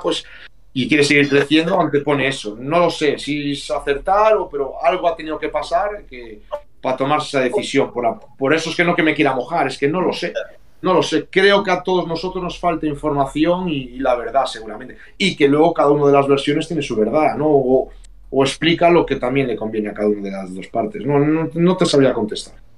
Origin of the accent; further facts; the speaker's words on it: Galicia, Spain; como buen gallego